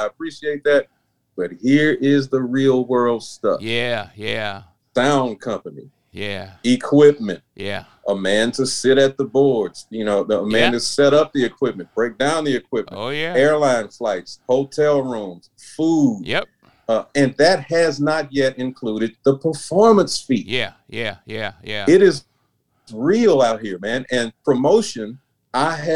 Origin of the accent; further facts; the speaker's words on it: Memphis, Tennessee, United States; moved away as an adult; also born or lived in Chicago / Nashville; I only lived in Memphis, my hometown, for 18